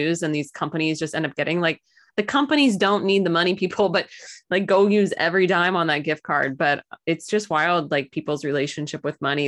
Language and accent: English; Missouri, United States; I'm totally born and raised in Missouri, proud to be an American